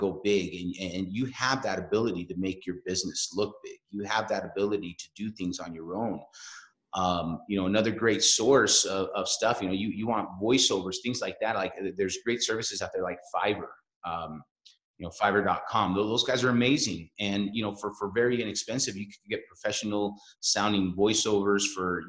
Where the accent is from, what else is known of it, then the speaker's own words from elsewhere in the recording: Salt Lake City, Utah, United States; now in Denver, United States; I have roots in Salt Lake City. So, you know, that's where I was born and raised